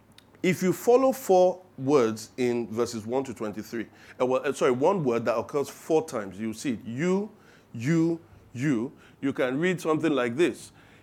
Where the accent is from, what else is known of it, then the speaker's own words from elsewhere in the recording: England, United Kingdom; I like my toast done on one side. You can hear it in my accent when I talk.